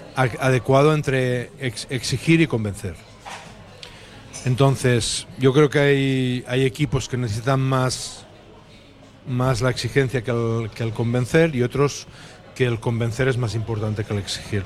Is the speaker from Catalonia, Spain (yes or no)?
yes; Tàrrega, western Catalonia, Spain; also born or lived in Manresa; now in Bilbao, Spain; soy de Tetarre, que es la parte eh, más hacia, hacia el oeste de, Cataluña y allí se habla más